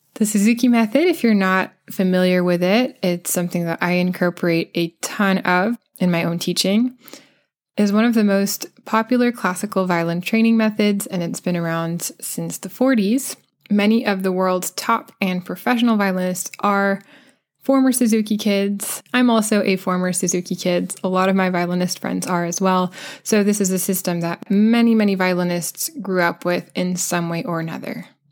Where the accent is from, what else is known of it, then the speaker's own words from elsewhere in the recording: United States; accent: American; that's the accent that I have